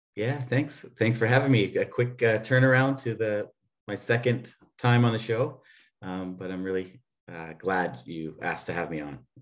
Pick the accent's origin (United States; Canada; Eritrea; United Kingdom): Canada; moved away as an adult; now in Vienna, Austria; I'm a Canadian uh, living here in Austria. Um, for 22 years now